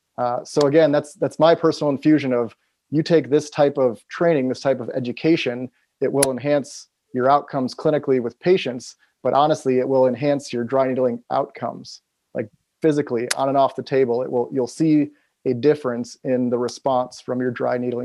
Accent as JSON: {"language": "English", "town": "Appleton", "region": "Wisconsin", "country": "United States", "tie": "born or raised there", "moved": "yes", "lives_now": "Seattle, United States", "said": "I'm from Appleton. I'm right here, 5 minutes from where I went to high school"}